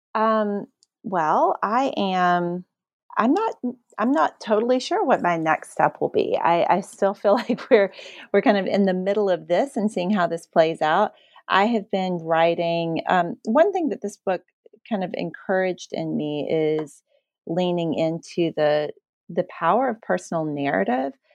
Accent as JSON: {"language": "English", "region": "Appalachia", "country": "United States", "said": "I understood what it meant to be Appalachian, and then at a certain point, I understood what it meant to be seen as Appalachian."}